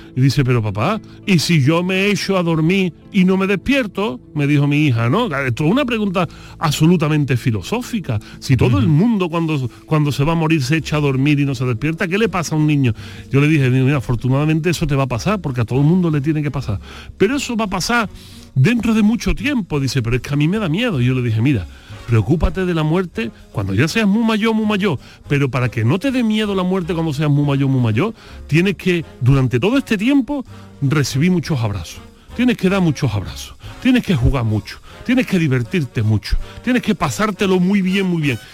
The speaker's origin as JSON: {"language": "Spanish", "town": "Utrera", "region": "Andalusia", "country": "Spain", "said": "allí en mi pueblo de Utrera"}